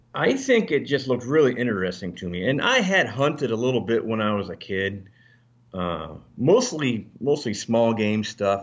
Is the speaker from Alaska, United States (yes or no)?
yes; Alaska, United States; moved away; also born or lived in Northern Virginia; I was actually raised in Alaska